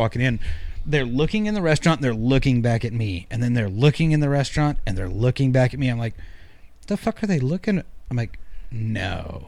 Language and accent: English; the South, United States; Hey, I'm from the South. I'm still learning.